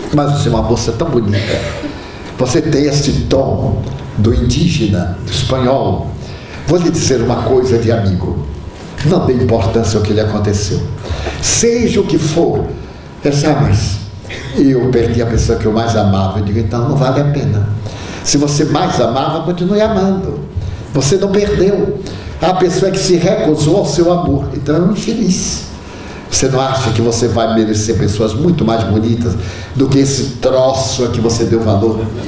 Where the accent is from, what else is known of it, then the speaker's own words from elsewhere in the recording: Brazil; você é brasileira, porque está vendo pelo meu sotaque, porque eu falo um pouco de espanhol, mas é portunhol